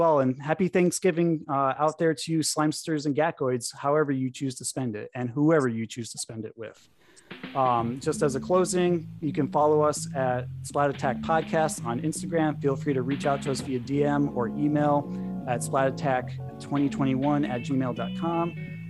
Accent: New England, Connecticut, United States; driving up to Vermont from Connecticut. Cause you know, I grew up in New England

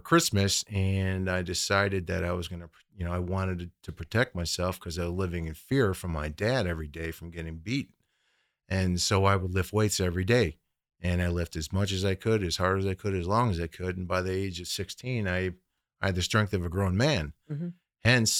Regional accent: Midwest, United States; So, but anyways, getting to my story, I grew up in the Midwest

